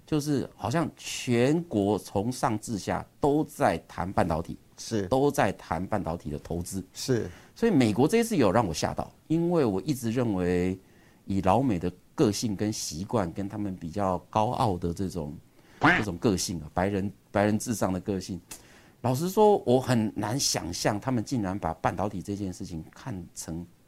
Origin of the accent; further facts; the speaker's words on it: Taiwan; 我们是来自于台湾